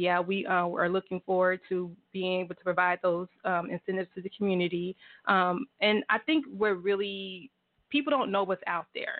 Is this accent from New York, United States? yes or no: no; Houston, Texas, United States; moved away as an adult; now in Tulsa, United States; I'm originally from Houston